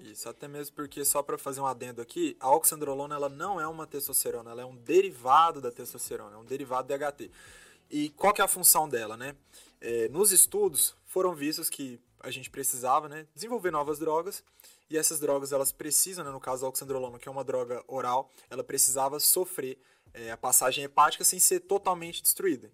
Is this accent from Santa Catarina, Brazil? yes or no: no; Goiânia, Goiás, Brazil; moved away as an adult; also born or lived in Belo Horizonte; Sou de Goiânia, Goiás nascido e criado lá.